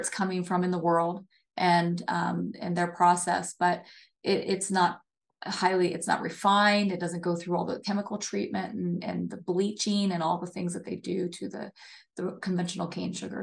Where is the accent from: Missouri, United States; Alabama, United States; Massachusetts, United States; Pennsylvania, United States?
Pennsylvania, United States; near Hershey; I grew up, uh, I grew up on the East Coast near, um, Hershey, Pennsylvania.